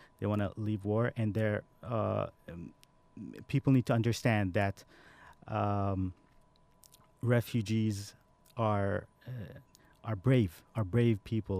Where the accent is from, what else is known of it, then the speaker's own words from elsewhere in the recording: Saudi Arabia; born there; moved away; And I was born in Saudi Arabia, and I came here just for school, and then I just stayed here, never went back.